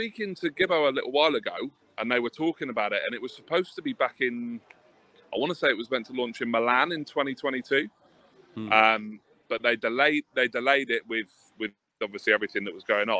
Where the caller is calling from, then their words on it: Plymouth, South West England, United Kingdom; I'm down in Plymouth, so I'm not far from Sonny, wherever he is about to join us from.